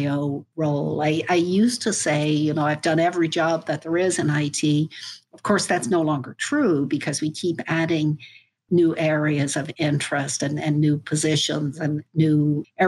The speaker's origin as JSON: {"language": "English", "town": "Dublin", "region": "Leinster", "country": "Ireland", "tie": "born or raised there", "also_born_or_lived": "Frankfurt, Germany / St. Louis, United States", "moved": "as an adult", "lives_now": "United States", "said": "I grew up in Dublin"}